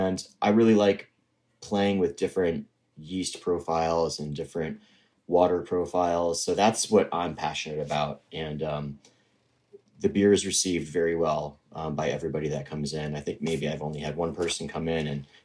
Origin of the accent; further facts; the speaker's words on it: Connecticut, United States; also born or lived in San Diego / Boston; now in Fort Edward, United States; I grew up in Connecticut